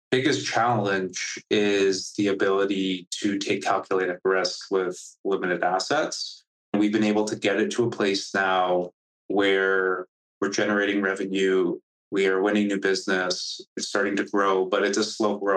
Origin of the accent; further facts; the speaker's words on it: Canada; I am Canadian